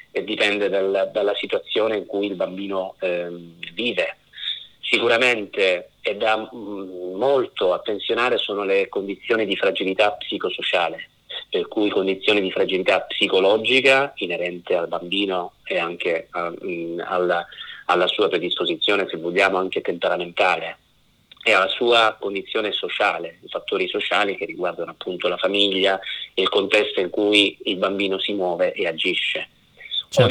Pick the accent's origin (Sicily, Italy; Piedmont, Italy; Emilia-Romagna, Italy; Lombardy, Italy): Sicily, Italy; io sono siciliano di origine